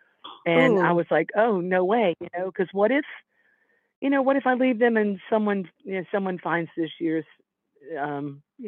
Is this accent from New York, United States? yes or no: no; Savannah, Georgia, United States; now in Big Sur, United States; I was raised in the South, in the deep, you know, South, Savannah, Georgia